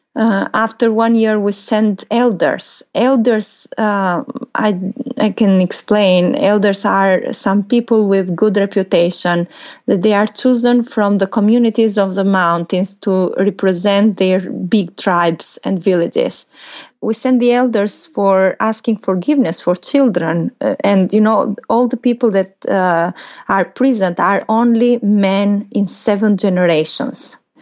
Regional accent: Albania; here in Albania

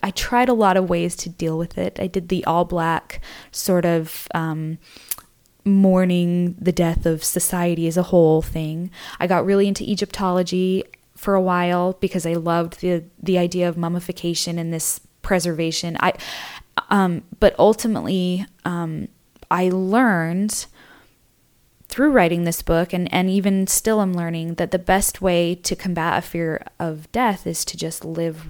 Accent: Utah, United States; I grew up in Utah, where the dominant religion is the LDS Church.

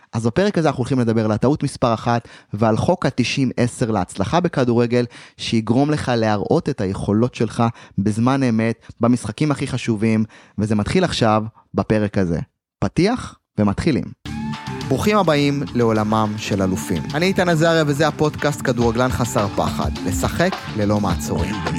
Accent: Ma'alot-Tarshiha, Northern District, Israel; אני נוסע ממעלות לחיפה באוטובוסים לאימונים

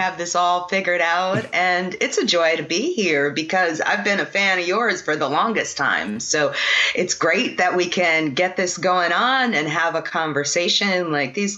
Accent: New York City, New York, United States; now in New Orleans, United States; I grew up in Brooklyn right next to the East River

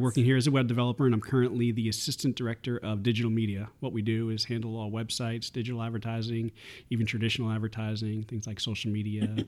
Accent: New York, United States; moved away as an adult; I was born and raised in New York

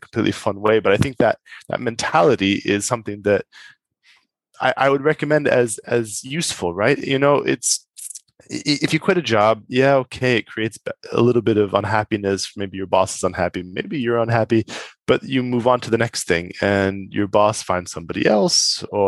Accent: United States; moved away as an adult; now in Europe; being American

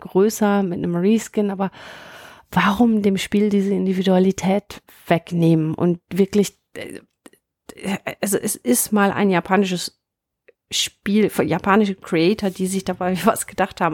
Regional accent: Münsterland, North Rhine-Westphalia, Germany; Ich komme eher aus dem Münsterland äh, gebürtig

